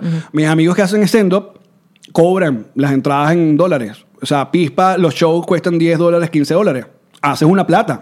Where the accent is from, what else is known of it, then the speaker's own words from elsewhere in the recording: Venezuela; moved away; yo nací en Venezuela, uno tiene que salir con el pasaporte venezolano